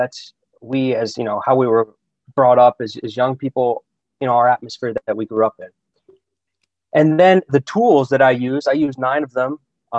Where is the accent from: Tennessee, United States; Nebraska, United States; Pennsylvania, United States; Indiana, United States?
Pennsylvania, United States; Pittsburgh; also born or lived in Germany / Italy; now in Austria; I'm from Pittsburgh originally.